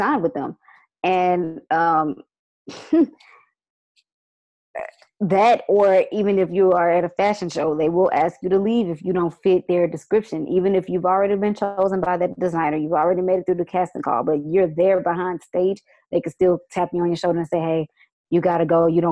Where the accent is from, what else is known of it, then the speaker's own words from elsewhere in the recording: Houston, Texas, United States; I was born and raised in Houston, Texas, Fifth Ward area to be exact